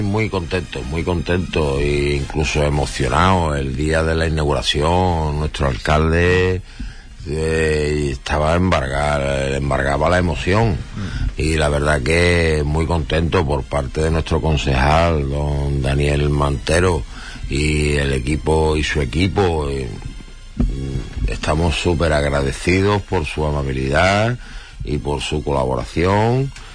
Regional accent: Huelva, Andalusia, Spain; Nosotros como somos tan de Huelva y queremos tanto a Huelva

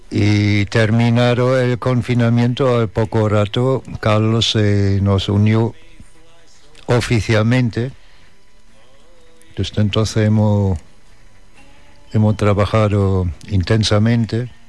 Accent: Germany; born there; nací en Alemania por accidente. Por el mismo accidente tengo pasaporte alemán tengo más familia en Estados Unidos que en Alemania.

